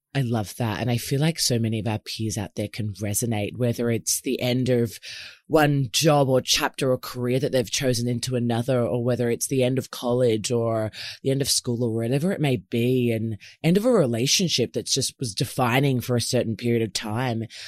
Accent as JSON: {"language": "English", "town": "Melbourne", "region": "Victoria", "country": "Australia", "tie": "born or raised there", "moved": "as an adult", "lives_now": "Sydney, Australia", "said": "I've recently moved from Melbourne, which is my hometown here in Oz, to Sydney"}